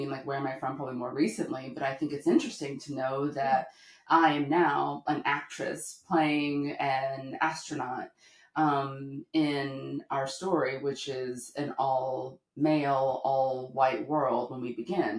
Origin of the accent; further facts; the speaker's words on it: the South, United States; I'm from the South